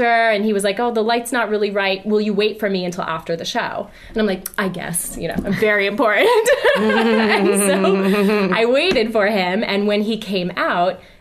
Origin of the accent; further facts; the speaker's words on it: New Jersey, United States; moved away; also born or lived in Philadelphia; I'm a girl from New Jersey